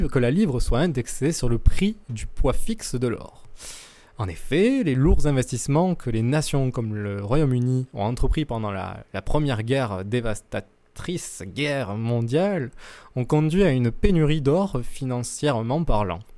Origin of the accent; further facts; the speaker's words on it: France; chez nous en France